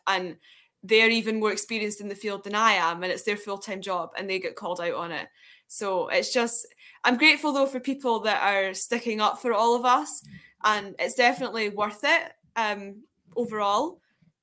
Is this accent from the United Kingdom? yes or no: yes; Scotland, United Kingdom; I'm Scottish